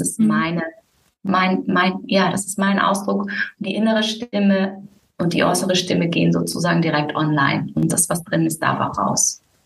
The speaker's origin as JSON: {"language": "German", "town": "Müllheim", "region": "Baden-Württemberg", "country": "Germany", "tie": "born or raised there", "also_born_or_lived": "Berlin", "moved": "as an adult", "lives_now": "Algarve, Portugal", "said": "ich bin in Müllheim mit Doppel-L aufgewachsen"}